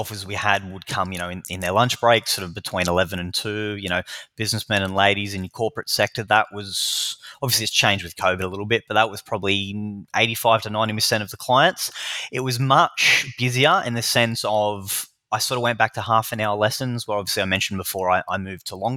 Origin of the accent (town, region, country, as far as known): Newcastle, New South Wales, Australia; moved away as an adult; now in Melbourne, Australia